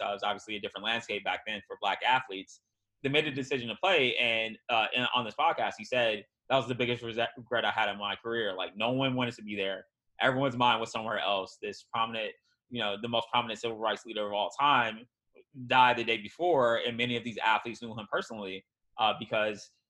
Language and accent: English; Wisconsin, United States; moved away; a lot of my friends and family live near uh, Kenosha, Wisconsin